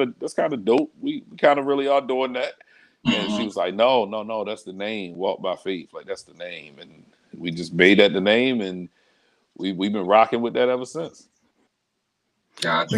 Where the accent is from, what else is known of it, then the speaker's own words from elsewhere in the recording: Baltimore, Maryland, United States; I'm I'm born and raised in Baltimore. I'm I'm everything Baltimore, Northeast Baltimore.